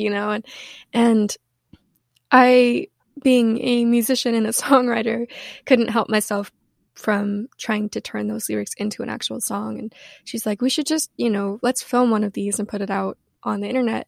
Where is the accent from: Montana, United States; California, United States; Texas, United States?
Montana, United States; Missoula; moved away; also born or lived in Washington; I grew up in Washington and in Montana